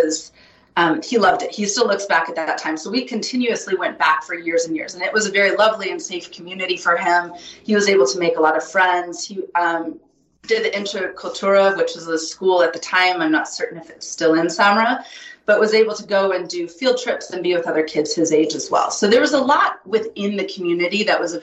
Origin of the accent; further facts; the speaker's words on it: Montana, United States; moved away as an adult; also born or lived in California; now in Bozeman, United States; I grew up in Montana, moved to California